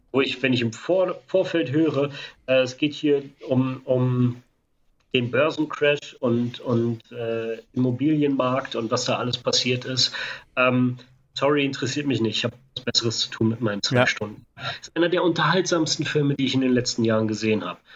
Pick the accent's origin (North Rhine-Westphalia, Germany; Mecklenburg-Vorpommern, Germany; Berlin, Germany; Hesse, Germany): Berlin, Germany; als Berliner